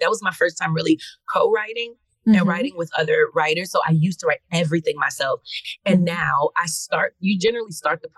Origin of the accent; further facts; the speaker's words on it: New York City, New York, United States; New York City, and which is my hometown, from Queens.